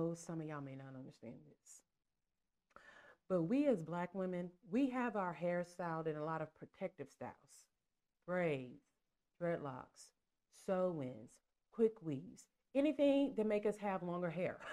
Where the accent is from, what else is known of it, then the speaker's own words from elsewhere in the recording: Texas, United States; we're from Texas